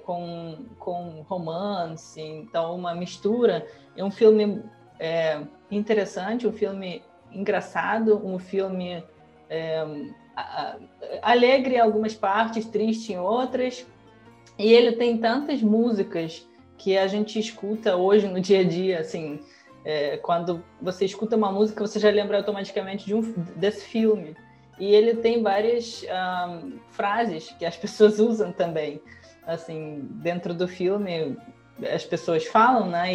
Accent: Russia; Portuguese is a second language; now in Brazil; na Rússia, em geral, a gente não tem a ah, cultura de legendar os filmes

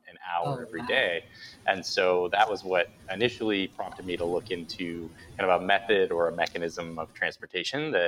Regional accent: outside of Buffalo, New York, United States; I grew up outside of Buffalo, New York

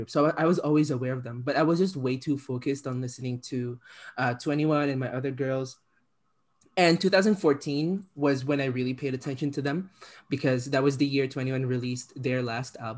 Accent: Philippines; moved away; I'm an immigrant child, right? I'm from the Philippines originally, and in the Philippines, uh, K-pop is like a huge export.

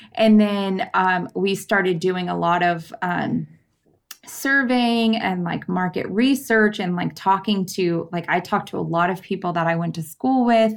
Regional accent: San Diego County, California, United States; I grew up in San Diego County.

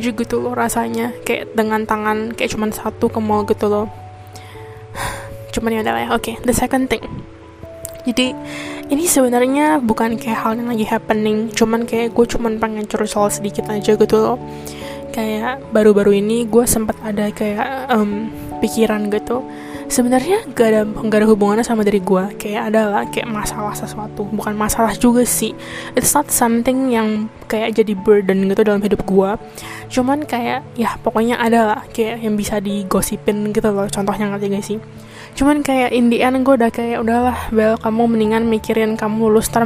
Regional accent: Indonesia; now in Taiwan; ya karena gue dari Taiwan jadi kalau misalnya kananya jadi uploadnya dari mana of course gue uploadnya juga dari Taiwan karena ya gue tapi kan berbahasa Indonesia karena gue orang Indonesia jadi ya pokoknya orang Indonesia berada di luar negeri

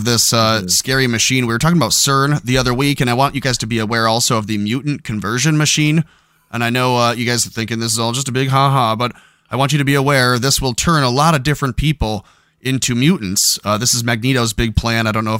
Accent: Canada; Like, yeah, right. I'm just Canadian. Not... That's all this is. But I'm just Canadian.

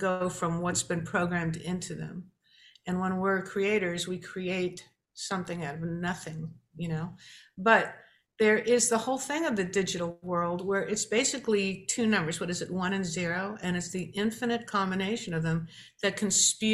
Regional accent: New York, United States; growing up in New York and watching Chiller Theater on Saturday morning

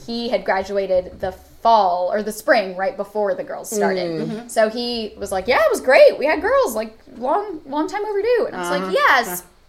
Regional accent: Florida, United States; moved away; I grew up in Florida.

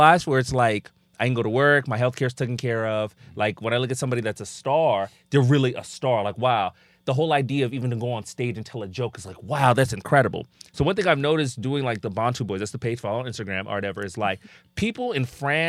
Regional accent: DR Congo; just backstory, people that don't know, I'm from the Congo, right?

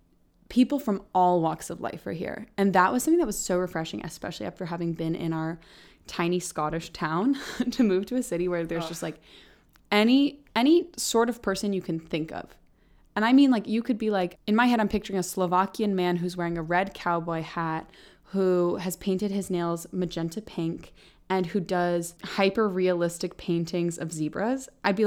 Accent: Bay Area, Northern California, United States; moved away as an adult; also born or lived in Scotland / Netherlands; now in Los Angeles, United States; I grew up in Northern California in the Bay Area. The Bay Area, if you've never been, is like gorgeous. Big mountains and trees and forests, Muir Woods, like just beautiful, really, really beautiful.

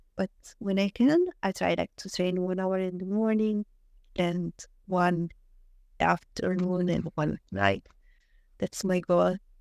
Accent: Southern Italy, Italy; English is a second language; moved away as an adult; I wanted to go back to my place, like, to my hometown

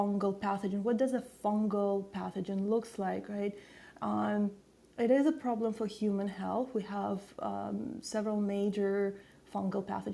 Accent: Saint Petersburg, Russia; moved away; I was actually born in Russia, in St. Petersburg.

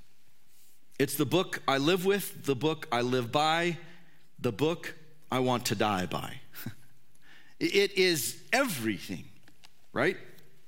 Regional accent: California, United States; I grew up in, it was the state of California, still is the state of California

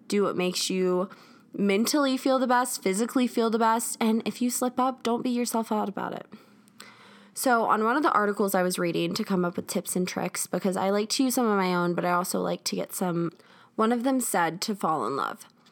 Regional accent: South Carolina, United States; moved away as an adult; now in Denver, United States; I am originally from South Carolina. That's where my family lives.

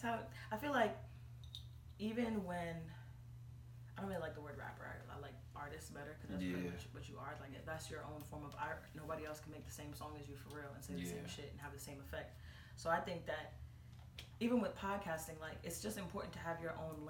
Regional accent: New York, United States; growing up in New York

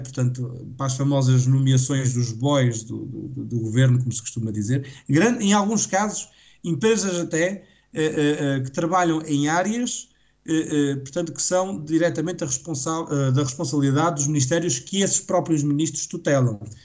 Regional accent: Portugal; enquanto português

